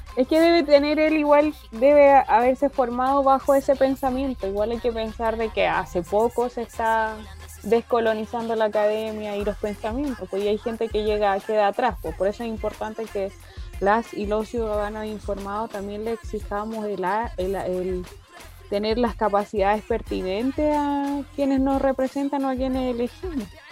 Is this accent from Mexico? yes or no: no; Chile